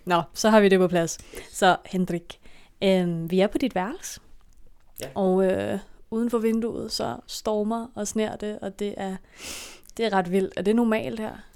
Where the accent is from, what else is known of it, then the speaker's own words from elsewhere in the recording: Denmark; jeg er jo dansker